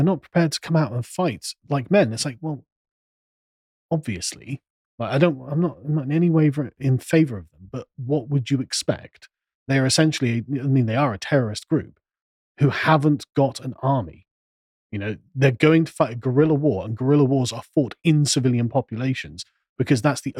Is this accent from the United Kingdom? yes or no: yes; England, United Kingdom; Exactly. I'm an Englishman.